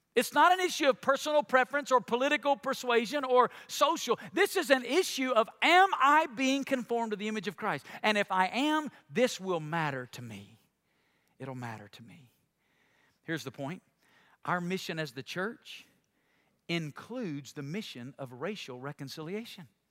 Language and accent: English; Alabama, United States; my home state of Alabama